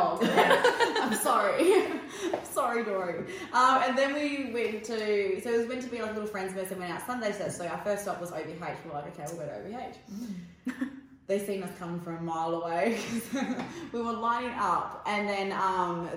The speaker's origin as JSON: {"language": "English", "town": "Perth", "region": "Western Australia", "country": "Australia", "said": "we're from the South Side"}